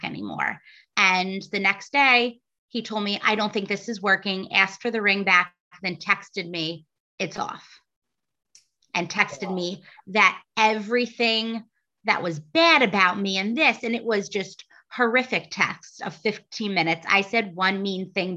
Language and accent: English; New Jersey, United States; moved away as an adult; also born or lived in Boston; I'm originally from New Jersey, and then I went on to Boston to study psychology.